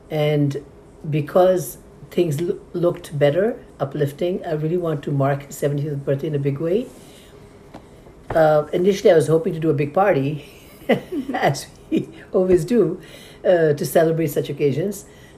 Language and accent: English; Nepal; Nepalis, I'm from Nepal